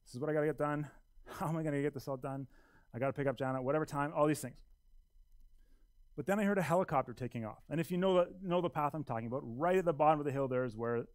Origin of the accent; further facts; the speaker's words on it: Edmonton, Alberta, Canada; now in Canmore, Canada; I grew up in Edmonton